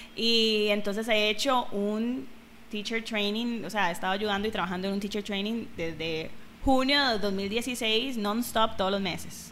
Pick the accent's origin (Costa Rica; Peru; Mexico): Costa Rica; also born or lived in Thailand / Bali; soy tica, obviamente, representing aquí, pura vida